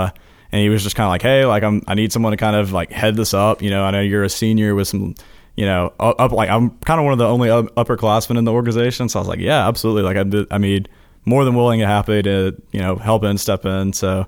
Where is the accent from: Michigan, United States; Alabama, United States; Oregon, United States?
Alabama, United States; Hoover; I'm from Birmingham, Alabama.